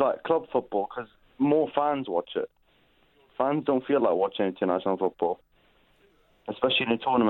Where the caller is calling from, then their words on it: Watford, East of England, United Kingdom; Calling from Watford.